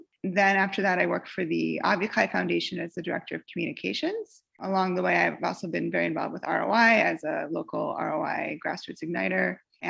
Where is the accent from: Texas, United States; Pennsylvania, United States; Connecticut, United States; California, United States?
Connecticut, United States; Wilton; I grew up in Wilton, Connecticut, which is not really known for its Jewish population. In fact, my parents had moved from Stamford, which is a bigger city that has a Jewish day school, to Wilton, which has a better public school